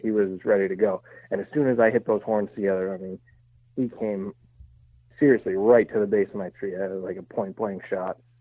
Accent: Pennsylvania, United States; I grew up hunting in Pennsylvania

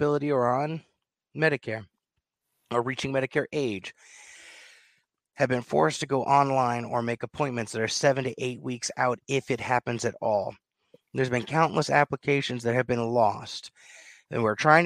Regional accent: the South, United States; accent: southern; My southern accent came out.

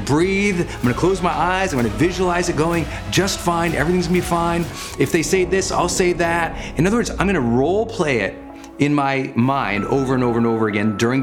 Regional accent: Montana, United States; I'm from Montana, so we always have the county fair

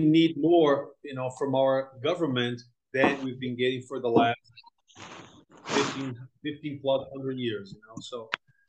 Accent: Brazil; also born or lived in United States / Europe / Japan; I'm from Brazil originally. I was born here, but was basically raised in the US, Europe, and a little bit of Japan, mostly US.

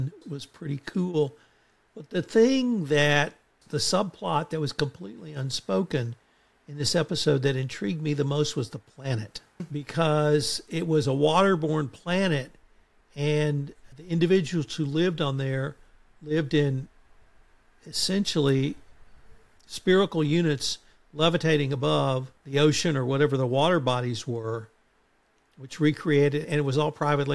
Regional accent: Texas, United States; I'm from Texas

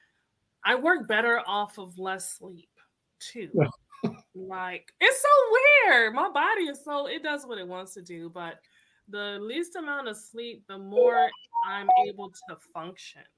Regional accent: Hartford, Connecticut, United States; now in Atlanta, United States; I am in Atlanta, Georgia, but I am originally from Hartford, Connecticut

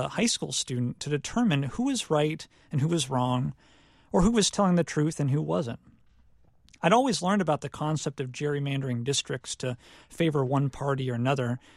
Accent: Ohio, United States; moved away as an adult; now in South Carolina, United States; my high school and college years growing up in Ohio.

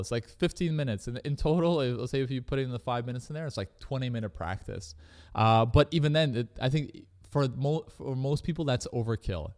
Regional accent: Canada; I was growing up in Canada

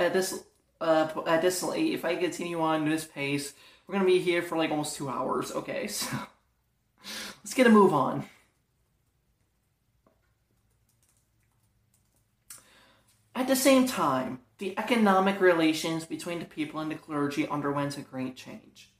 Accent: Toledo, Ohio, United States; what church I grew up in Ohio? Christian Fellowship in Toledo

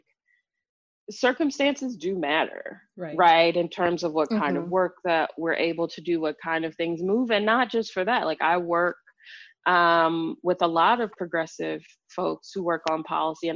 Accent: Chicago, Illinois, United States; now in Washington, D.C., United States; growing up in Chicago

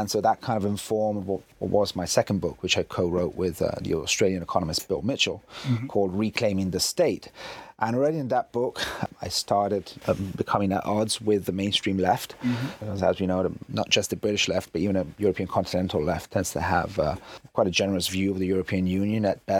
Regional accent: Italy; English is a second language; For those that don't know, I'm half English, half Italian, but I've lived in Italy all my life.

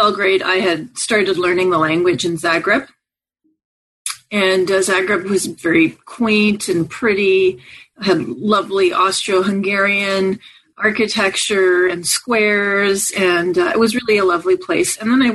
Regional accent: Montreal, Quebec, Canada; I grew up in Montreal, Canada

